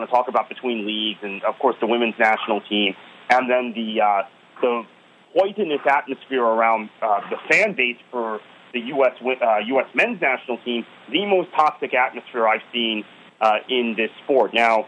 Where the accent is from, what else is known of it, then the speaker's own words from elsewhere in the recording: Fort Lauderdale, Florida, United States; And that's my local club. That's my hometown club.